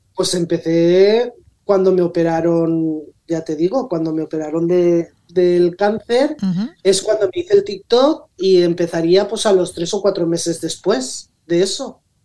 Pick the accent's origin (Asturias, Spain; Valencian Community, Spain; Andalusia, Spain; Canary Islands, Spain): Valencian Community, Spain; Rocafort; nací aquí en Rocafort